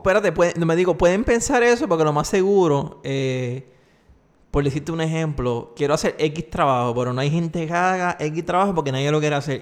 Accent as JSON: {"language": "Spanish", "country": "Puerto Rico"}